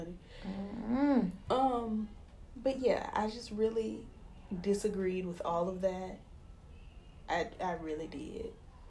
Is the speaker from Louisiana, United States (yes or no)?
yes; Louisiana, United States; We are from Louisiana.